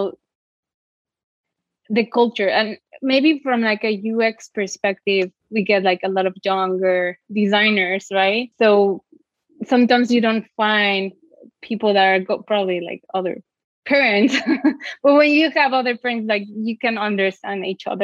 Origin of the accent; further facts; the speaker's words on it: Mexico City, Mexico; moved away as an adult; now in United States; I'm from Mexico City and I studied industrial design in Iberoamericana University